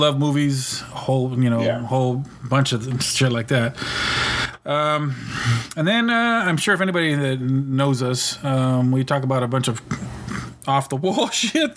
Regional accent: California, United States; moved away as an adult; now in Kansas, United States; But I'm in Kansas. I've been out here for a little over 10 years now. And I'm from California.

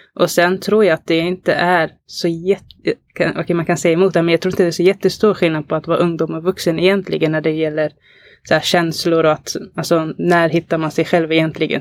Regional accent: Alby, Stockholm County, Sweden; jag är uppvuxen i Alby

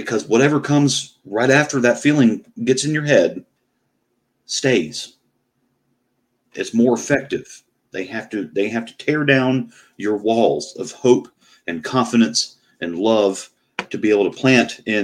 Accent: Fayetteville, United States; I'm from Fayetteville

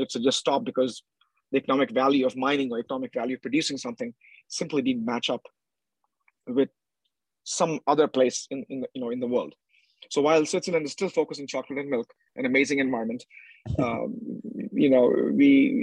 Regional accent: India; I was in India House, being an Indian

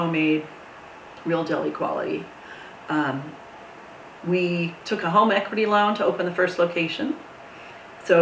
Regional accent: Lake Hopatcong, New Jersey, United States; also born or lived in Brooklyn, New York; I grew up in a small town in western New Jersey near Pennsylvania called Lake Hopatcong

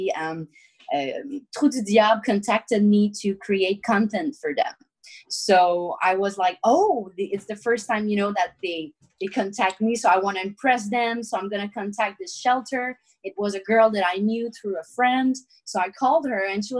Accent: Victoriaville, Quebec, Canada; Victoriaville, which is my hometown

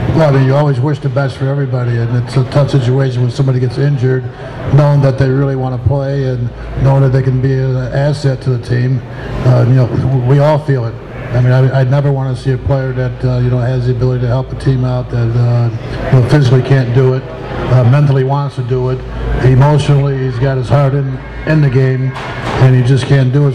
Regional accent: Utica, New York, United States; I'm from Utica, New York, just down the road

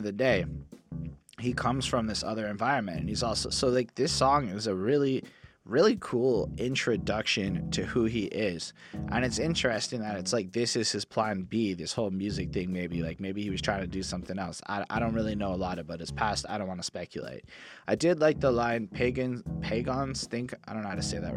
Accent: Montreal, Quebec, Canada; born or raised there

